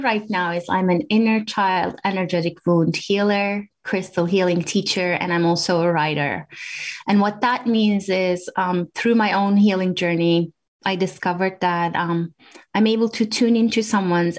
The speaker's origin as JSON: {"language": "English", "country": "Turkey", "tie": "born or raised there", "also_born_or_lived": "Washington, D.C., United States", "moved": "as an adult", "lives_now": "New Hampshire, United States", "said": "I grew up in Turkey, and I came to the U.S., to Washington, D.C. area"}